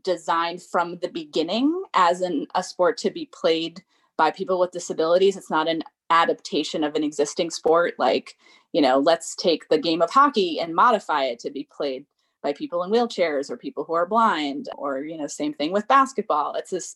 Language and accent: English; Long Island, New York, United States; now in Washington, DC, United States; So I grew up on Long Island in New York